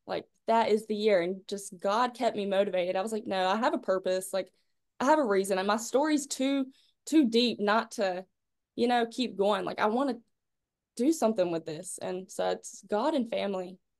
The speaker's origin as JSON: {"language": "English", "town": "Clinton", "region": "North Carolina", "country": "United States", "said": "I'm from Clinton, North Carolina, little Farmville area, 1A school, super small."}